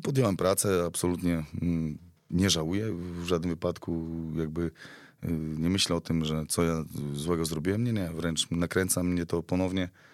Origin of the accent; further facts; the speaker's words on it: Białystok, Podlaskie Voivodeship, Poland; wywodzę się bezpośrednio z Białego Stoku, tak, jestem podlasianinem